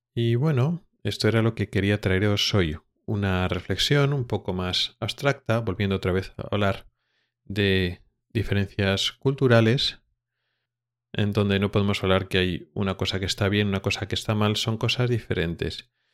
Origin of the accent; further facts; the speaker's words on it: Spain; moved away as an adult; now in Sweden; como español